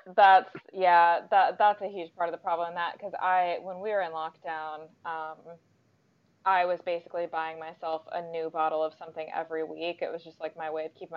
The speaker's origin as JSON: {"language": "English", "country": "United States", "moved": "yes", "lives_now": "London, United Kingdom", "said": "I'm obviously American"}